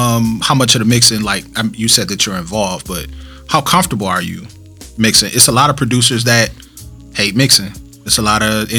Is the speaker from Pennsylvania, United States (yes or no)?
no; Flint, Michigan, United States; also born or lived in Westland, Michigan / Southfield, Michigan / Farmington Hills, Michigan; I lived in Westland. I lived in Southfield. I lived in Farmington Hills. I've never claimed that I was from Detroit. I've always been the guy from Flint.